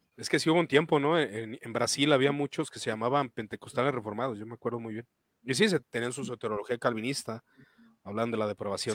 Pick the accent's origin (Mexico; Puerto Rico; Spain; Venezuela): Mexico; Guadalajara, Jalisco; yo de Guadalajara, Jalisco